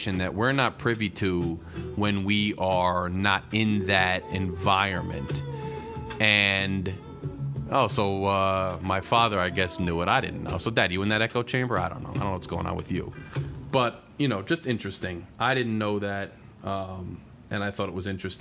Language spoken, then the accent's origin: English; New Jersey, United States; I'm from Jersey. I'm from the Northeast